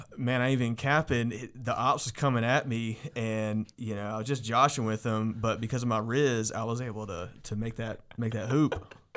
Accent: Guilford County, North Carolina, United States; So I grew up in Guilford County

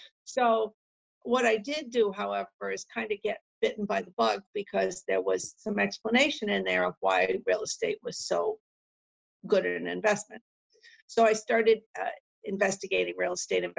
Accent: Massachusetts, United States; moved away as an adult; now in New Hampshire, United States; I'm from Massachusetts originally.

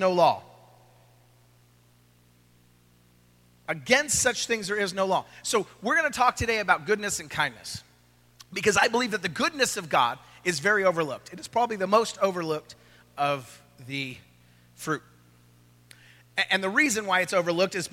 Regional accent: California, United States; now in Oklahoma City, United States; I'm from California

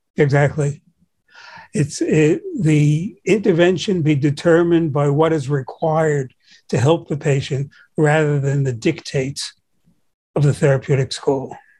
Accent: New York City, New York, United States; I grew up in Brooklyn

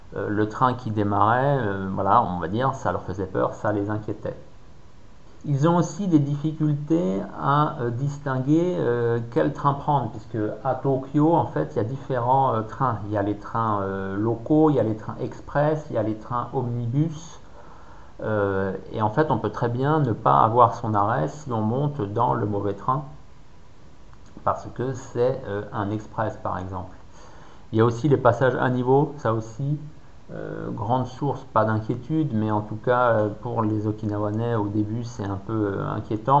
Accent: France; les gens comprenaient que j'étais français

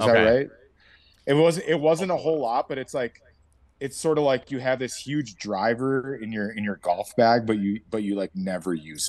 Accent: Minnesota, United States; No one looks at the Vikings. I think it's just because we're from Minnesota.

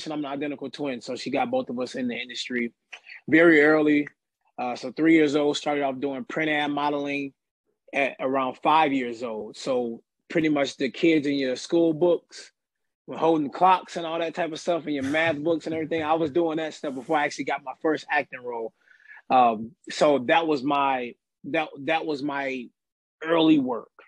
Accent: Bellwood, Illinois, United States; also born or lived in Chicago; in Bellwood, which is right outside of west suburbs of Chicago.

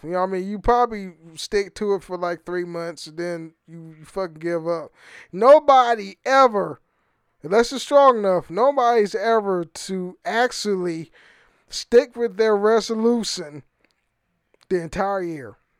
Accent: Oakland, California, United States; moved away; I'm from the Fruitvale area, Oakland, California

